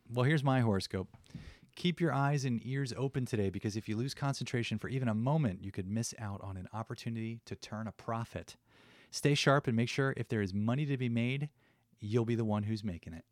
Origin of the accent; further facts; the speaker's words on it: New Jersey, United States; I come from New Jersey